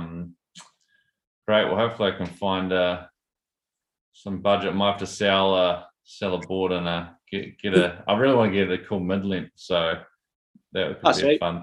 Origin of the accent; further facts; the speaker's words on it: Taranaki, New Zealand; I grew up in the Naki